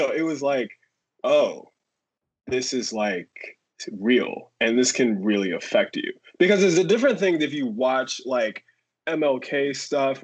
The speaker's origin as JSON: {"language": "English", "region": "New York", "country": "United States", "tie": "born or raised there", "said": "I'm from the Bronx. I lived in the Bronx my entire life."}